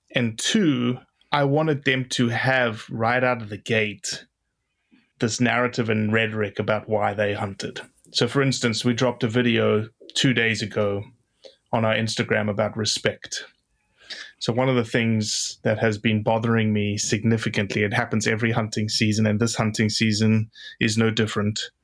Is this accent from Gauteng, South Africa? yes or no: yes; Johannesburg, Gauteng, South Africa; moved away as an adult; now in United States; I grew up in Johannesburg, South Africa, of eight and a half million people